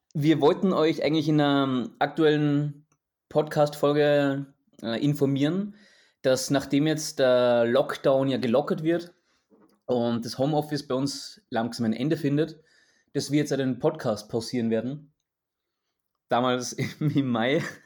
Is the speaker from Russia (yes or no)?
no; Austria; ich als Österreicher